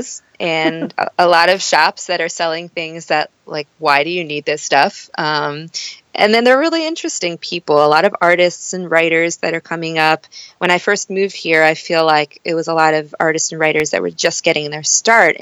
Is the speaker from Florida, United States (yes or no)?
yes; Miami, Florida, United States; moved away as an adult; also born or lived in Syracuse, New York; now in Brooklyn, United States; growing up in Miami.